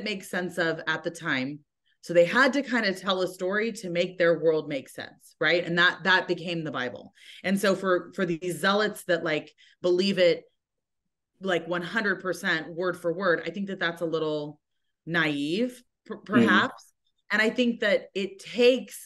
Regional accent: United States; I'm an American

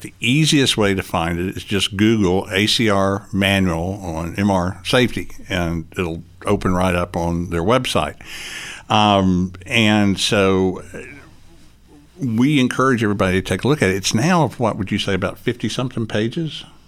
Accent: Chattanooga, Tennessee, United States; I am from Chattanooga, Tennessee, born and raised in Chattanooga, Tennessee

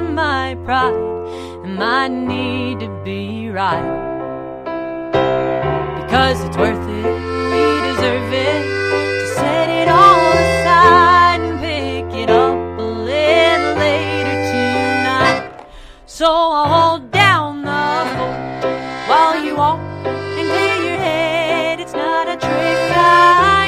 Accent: Effingham, Illinois, United States; born or raised there; now in Nashville, United States

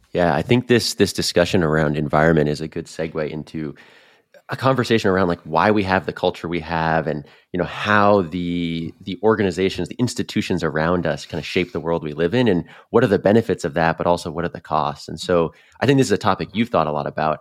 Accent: Northeast, United States; moved away as an adult; also born or lived in North Carolina / Boston; I grew up in the Northeast like you, started my career in there

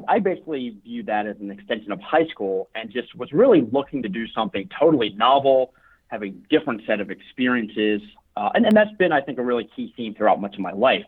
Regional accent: Baltimore, Maryland, United States; also born or lived in Colorado; I was born and raised in Baltimore, Maryland

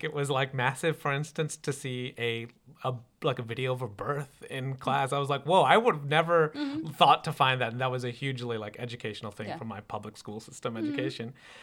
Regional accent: Midwest, United States; moved away; I'm a Midwesterner

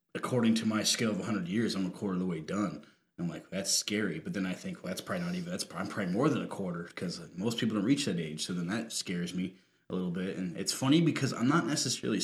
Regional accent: Rochester, United States; moved away; my hometown

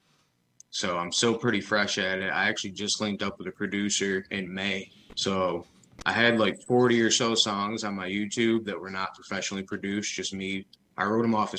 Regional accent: Parma, Michigan, United States; also born or lived in Jackson County, Michigan; now in Lansing, United States; I was born in Jackson County. Grew up in a small town called Parma, a little farm town

